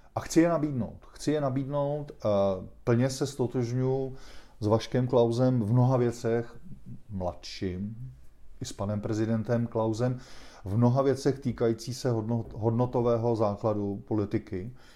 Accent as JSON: {"language": "Czech", "region": "Prague", "country": "Czechia", "tie": "born or raised there", "also_born_or_lived": "Mexico / São Paulo, Brazil", "said": "já jsem se rozhodl, že prostě žiju celý život na Praze šest"}